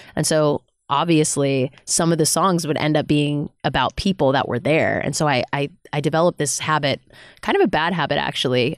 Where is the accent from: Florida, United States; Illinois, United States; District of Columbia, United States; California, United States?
California, United States; Bay Area; now in Los Angeles, United States; I'm from the Bay Area of California originally